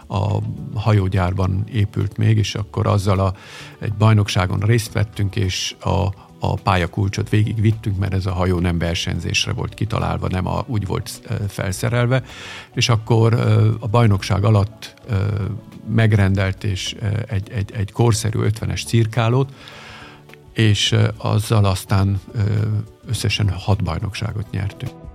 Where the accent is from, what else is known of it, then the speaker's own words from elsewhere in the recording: Vienna, Austria; also born or lived in Budapest, Hungary; Én Bécsben nőttem föl.